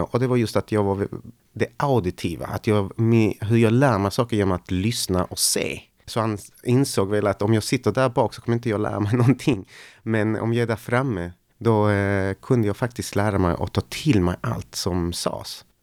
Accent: Malmö, Skåne, Sweden; Och jag växte upp då på Lindängen.

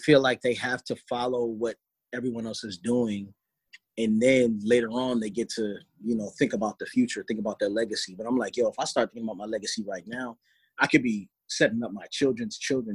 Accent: Baltimore, Maryland, United States; I'm from Baltimore, Maryland

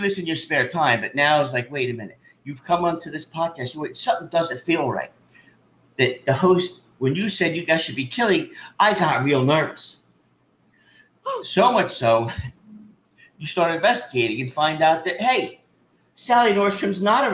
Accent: Piscataway, New Jersey, United States; I'm from Piscataway.

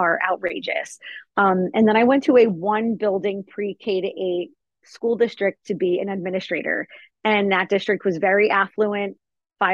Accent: New Jersey, United States; also born or lived in Hawaii; I only lived in Hawaii for 2 weeks before I'm straight back to New Jersey.

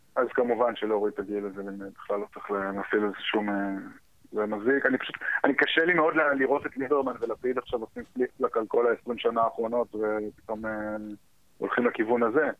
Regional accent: United States; now in Israel; אני כאילו גדלתי בארצות הברית, אז הרבה מה... הרבה מהווייב שלי הגיע משם בתור ילד

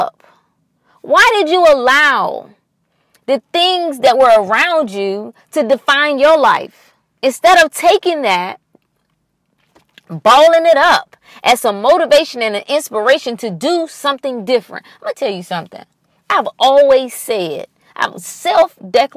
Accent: North Carolina, United States; I grew up in North Carolina, so, you know, and we were close to the Virginia border

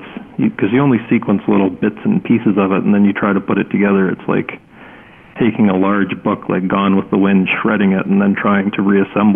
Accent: Winnipeg, Manitoba, Canada; now in Swift Current, Canada; I grew up in Winnipeg

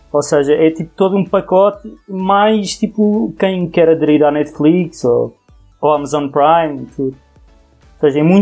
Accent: Portugal; em Portugal nós acabamos por pagar cerca de 100 euros

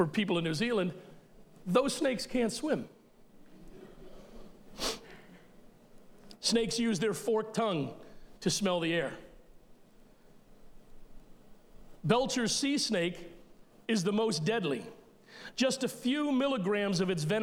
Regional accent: Elkton, Maryland, United States; we grew up in Elkton, Maryland

